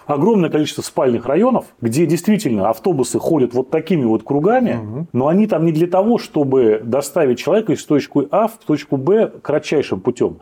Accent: Saint Petersburg, Russia; как коренной петербуржец

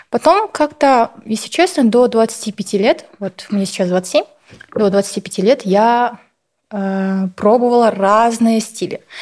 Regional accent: Kazakhstan; Я была вот казашка

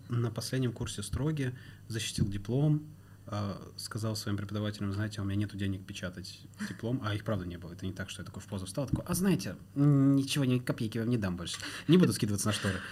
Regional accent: Ivanovo, Ivanovo Oblast, Russia; moved away as an adult; also born or lived in Turkmenistan; now in Moscow, Russia; я родился в Средней Азии, в Туркменистане, из Туркменистана мы переехали с семьей, получается, в Ивану

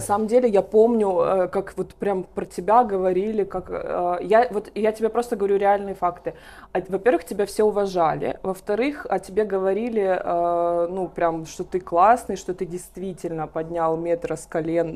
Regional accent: Pavlovsk, Voronezh Oblast, Russia; я родилась в Воронежской области, в городе Павловск

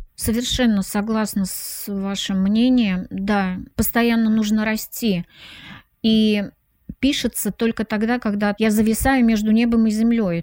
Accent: Samara, Samara Oblast, Russia; moved away; я приезжала на процедуру награждения, допустим, в родной город Самара

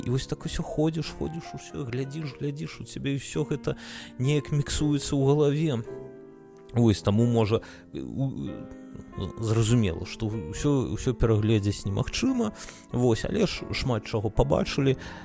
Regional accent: Belarus; now in Lithuania; мы як беларусы

